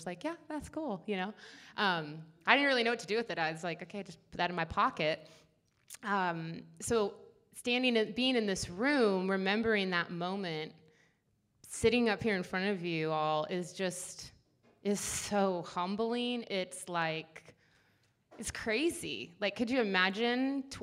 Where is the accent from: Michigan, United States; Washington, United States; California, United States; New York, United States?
Washington, United States; Seattle; I was born in Seattle and grew up there.